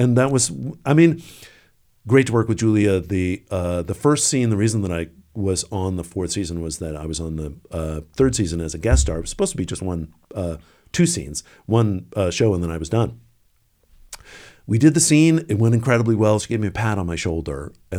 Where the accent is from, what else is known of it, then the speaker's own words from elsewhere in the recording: Washington, District of Columbia, United States; Yeah, of course. Also, you know, growing up in the Washington area.